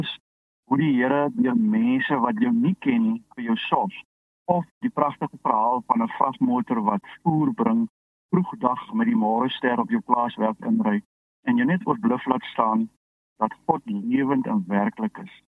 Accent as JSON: {"language": "Afrikaans", "town": "Loeriesfontein", "region": "Northern Cape", "country": "South Africa", "tie": "born or raised there", "moved": "yes", "lives_now": "Caledon, South Africa", "said": "Ek is ook gebore op Louisfontein en my familie boer nog daar"}